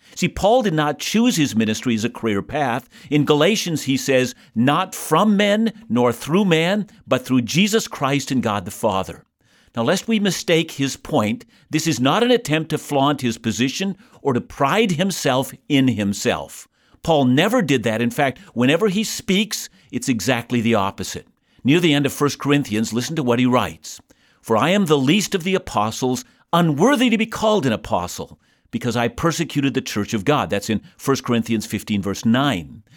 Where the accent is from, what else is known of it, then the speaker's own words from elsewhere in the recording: Canada; I'm a Canadian